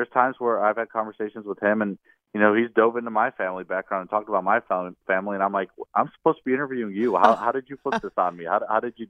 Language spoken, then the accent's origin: English; Indiana, United States; now in Mississippi, United States; I'm originally from Indiana, so I was out of town last week back home visiting my family